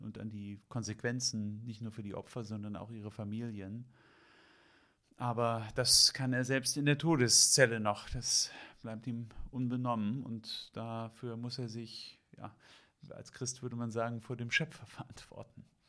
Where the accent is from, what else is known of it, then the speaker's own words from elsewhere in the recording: Hamburg, Germany; ich bin aus Hamburg